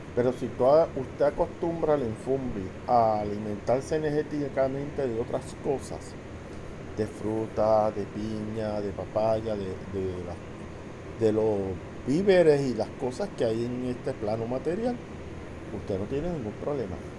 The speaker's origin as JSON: {"language": "Spanish", "country": "Puerto Rico", "tie": "born or raised there", "said": "soy natural de Puerto Rico"}